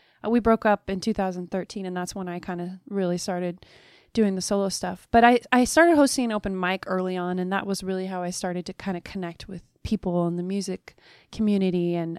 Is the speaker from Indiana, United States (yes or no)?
no; Alaska, United States; born there; I was born in Alaska and mom was a folk musician and an artist.